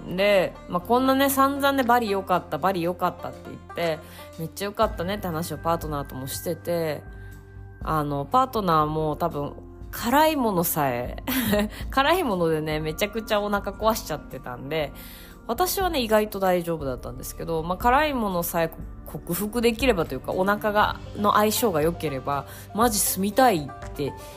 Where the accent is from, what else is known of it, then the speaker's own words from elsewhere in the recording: Hokkaido, Japan; 北海道出身なんですけどあの何て言うんですかあの住んでたのはもっと中の方なんであの海に行くのが海が割と身近ではないところで育った